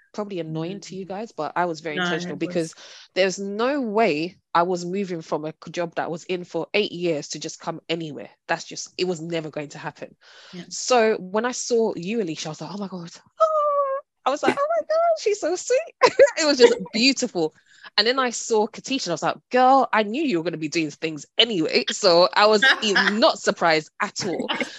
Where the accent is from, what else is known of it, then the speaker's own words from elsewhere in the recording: Hackney, London, United Kingdom; And I think also I'm from, you know, born and raised in Hackney.